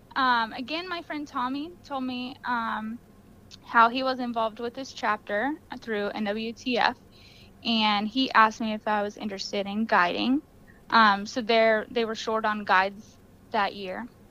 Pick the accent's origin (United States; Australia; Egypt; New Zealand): United States; Florida; Deer hunting and dog hunting is how we grew up here in Florida